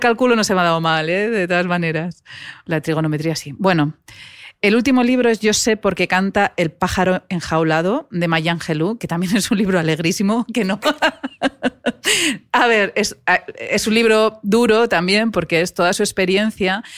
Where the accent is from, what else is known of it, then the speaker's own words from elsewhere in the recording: Navarre, Spain; soy navarra